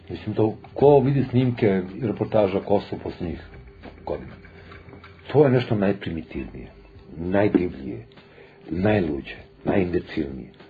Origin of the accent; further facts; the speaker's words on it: Serbia; da mi kao Srbi, kao demonstranti, kao protiv Miloševića